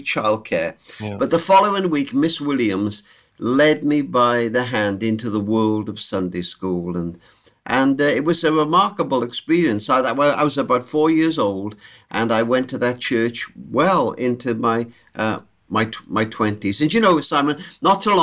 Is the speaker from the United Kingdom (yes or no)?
yes; Cardiff, Wales, United Kingdom; I was brought up in Cardiff in Wales, United Kingdom.